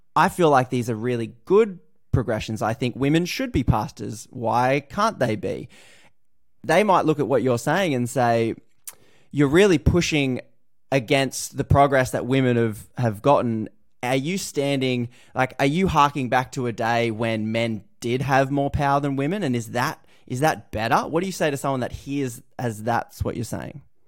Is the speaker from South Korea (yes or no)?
no; Australia